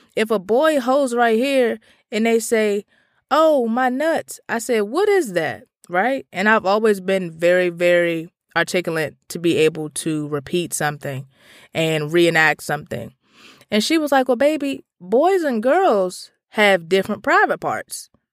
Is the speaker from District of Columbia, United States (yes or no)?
yes; Washington, District of Columbia, United States; I grew up in Petworth, Northwest D C